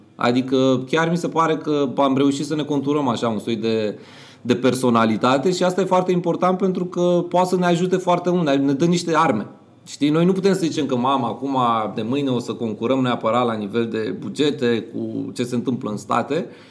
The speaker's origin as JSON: {"language": "Romanian", "country": "Romania", "said": "noi ca români"}